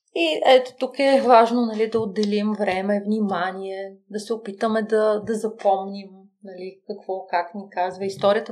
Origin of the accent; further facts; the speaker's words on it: Bulgaria; аз съм от България, кариерен консултант